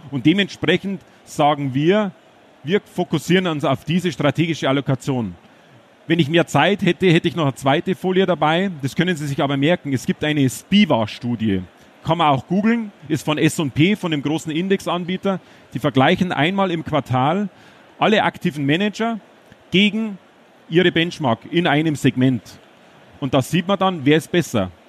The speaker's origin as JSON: {"language": "German", "region": "Bavaria", "country": "Germany", "said": "Ich bin ein Bayer. Äh, Versuche aber einigermaßen so zu sprechen, dass Sie es auch verstehen hier in Dortmund."}